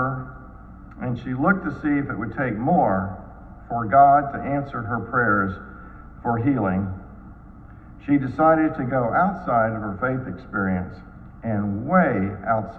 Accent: Dallas, Texas, United States; When I was growing up in Dallas, our family attended a church much like Covenant

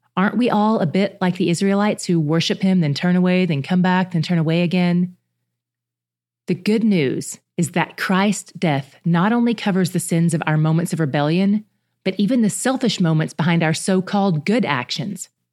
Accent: the South, United States; I grew up in the South

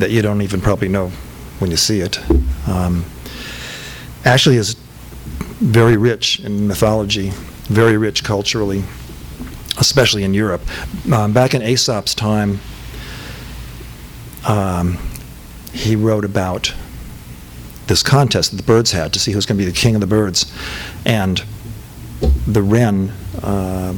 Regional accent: Rancho Cucamonga, California, United States; also born or lived in Los Feliz, Los Angeles; I'm from Cucamonga

